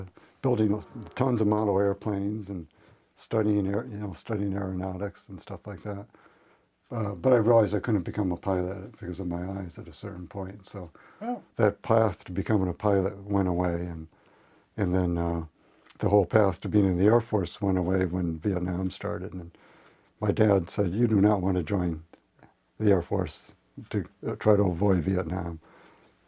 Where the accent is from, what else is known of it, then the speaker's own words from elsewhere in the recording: Western Massachusetts, United States; moved away as an adult; also born or lived in Springfield, Massachusetts / Holyoke, Massachusetts / Amherst, Massachusetts; now in Port Townsend, United States; I grew up in Western Massachusetts, Springfield, and then Holyoke, and then Amherst. So I spent all the first probably 25 years of my life was in that area